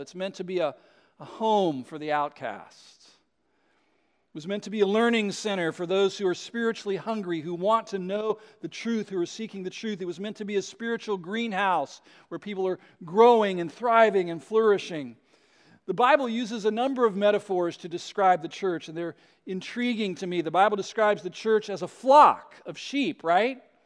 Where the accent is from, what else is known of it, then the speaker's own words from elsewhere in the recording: West Coast, United States; I was, uh, born and raised on the West Coast